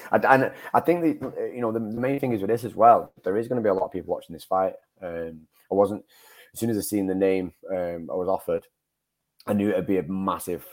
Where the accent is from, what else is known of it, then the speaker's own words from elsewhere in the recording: Manchester, North West England, United Kingdom; sort of in my hometown. I suppose uh, I've, I've fought in Manchester quite a lot.